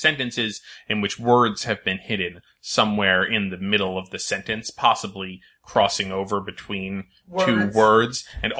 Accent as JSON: {"language": "English", "region": "Connecticut", "country": "United States", "said": "I say aunt or aunt interchangeably because I'm from Connecticut."}